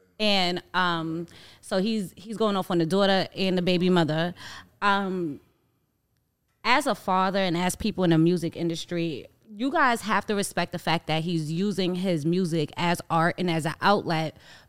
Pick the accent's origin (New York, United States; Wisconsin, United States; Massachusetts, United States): New York, United States; as New Yorker